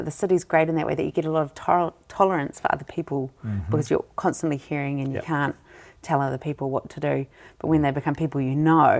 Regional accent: Wellington, New Zealand; moved away as an adult; also born or lived in Copenhagen / Switzerland; I'm really loving being back in Wellington. And it's, I was born in Wellington, grew up in Wellington, went away to Copenhagen and came back. I had a year in Switzerland as well at one point.

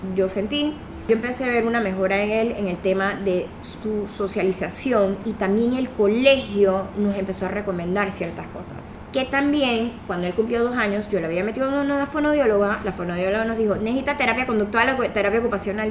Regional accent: Colombia; now in Panama; somos aquí colombianos también

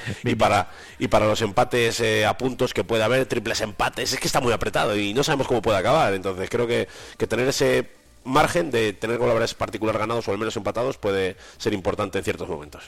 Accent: Valladolid, Castile and León, Spain; moved away; Valladolid es un fijo para mí, porque es mi tierra

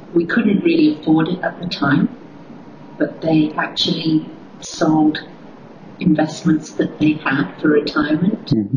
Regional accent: London, United Kingdom; moved away as an adult; also born or lived in United States; now in Doha, Qatar; I was born and raised in London

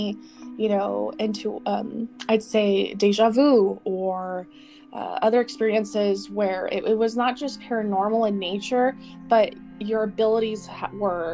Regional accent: Colorado, United States; growing up in Colorado in our home

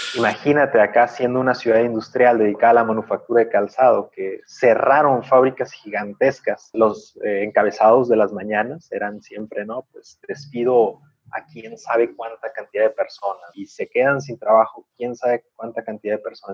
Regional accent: Mexico; como mexicanos

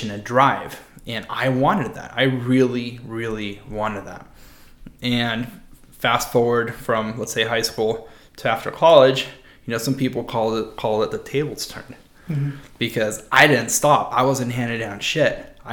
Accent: San Diego, California, United States; Growing up in La Jolla

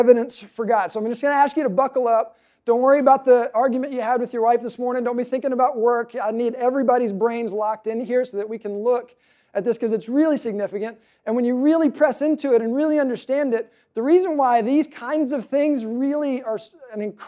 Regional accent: Louisiana, United States; I grew up in Louisiana, which has a very heavy Catholic presence

